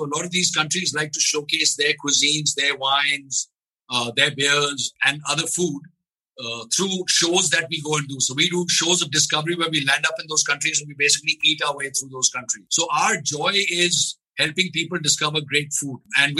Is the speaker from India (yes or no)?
yes; India